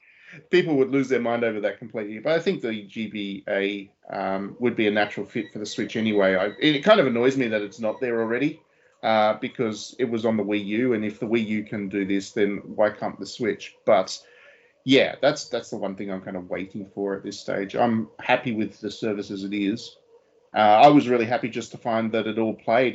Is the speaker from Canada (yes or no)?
no; Australia; I was an Australian